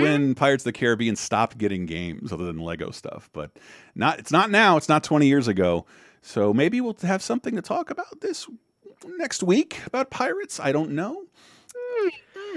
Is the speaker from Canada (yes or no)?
no; the South, United States; being born and raised in the South